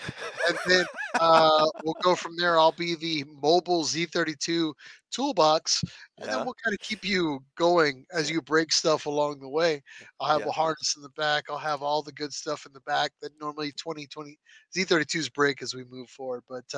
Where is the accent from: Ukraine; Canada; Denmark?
Canada; People think I'm slow because I'm from Canada, eh?